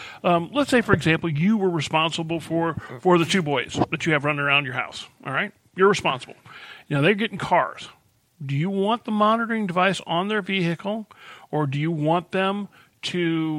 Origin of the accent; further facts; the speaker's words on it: Illinois, United States; now in Missouri, United States; I'm from Illinois, and I have family that live in Illinois.